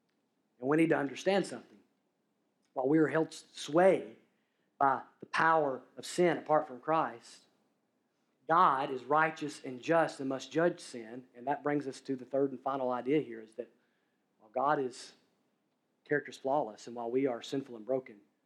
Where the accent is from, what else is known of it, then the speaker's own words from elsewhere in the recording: Alabama, United States; I'm from Alabama